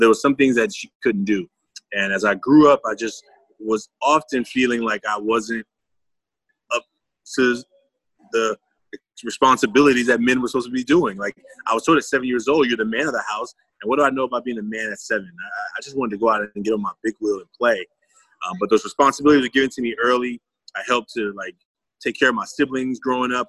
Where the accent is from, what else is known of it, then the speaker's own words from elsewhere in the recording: Oakland, California, United States; I'm from Oakland, California.